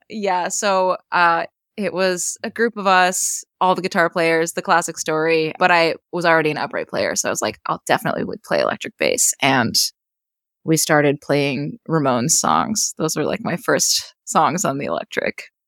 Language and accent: English; western Maine, United States; moved away; also born or lived in Boston; So in my hometown. It's a small rural town in western Maine.